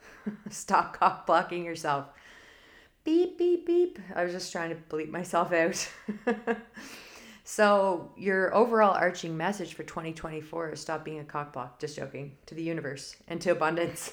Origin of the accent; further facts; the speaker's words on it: Canada; I'm Canadian